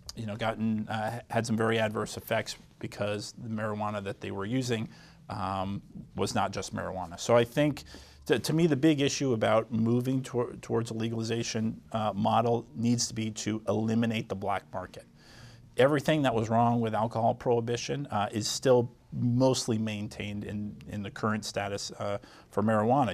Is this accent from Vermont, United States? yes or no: yes; Essex Junction, Vermont, United States; Global Foundries in my hometown in Essex Junction